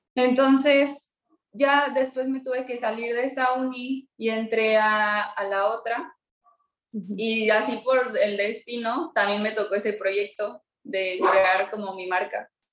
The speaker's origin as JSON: {"language": "Spanish", "region": "Mexico City", "country": "Mexico", "tie": "born or raised there", "moved": "yes", "lives_now": "Irapuato, Mexico", "said": "yo nací en la Ciudad de México, pero ahorita estoy viviendo en Irapuato, Guanajuato"}